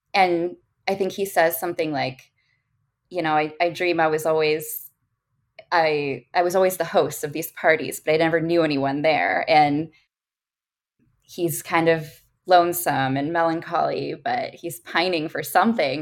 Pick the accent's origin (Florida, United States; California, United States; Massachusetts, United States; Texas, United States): California, United States; Orange County; I grew up in Orange County. I'm a SoCal girl